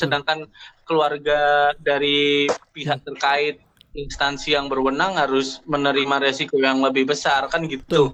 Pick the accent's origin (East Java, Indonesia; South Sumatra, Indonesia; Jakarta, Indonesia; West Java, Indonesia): East Java, Indonesia; Surabaya; Kita warga Surabaya